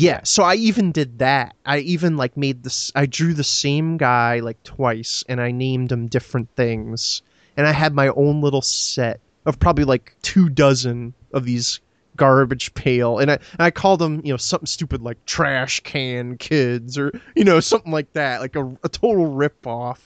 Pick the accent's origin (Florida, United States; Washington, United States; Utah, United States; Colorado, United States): Florida, United States; I grew up in Florida